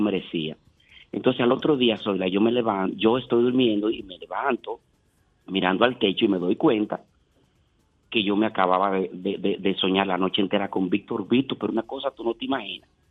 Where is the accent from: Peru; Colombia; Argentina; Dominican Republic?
Dominican Republic; Montecristi, Monte Cristi; moved away; yo soy un artista dominicano que vengo de Montecristi